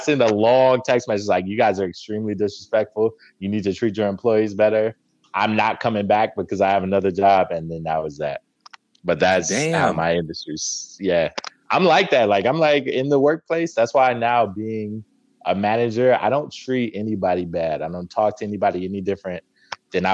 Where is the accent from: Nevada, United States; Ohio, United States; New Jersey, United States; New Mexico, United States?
Nevada, United States; Las Vegas; also born or lived in Watertown, New York; So most of my family is from Vegas. I moved back when I was like 3. So it doesn't really count. Okay. So yeah, I'm from Vegas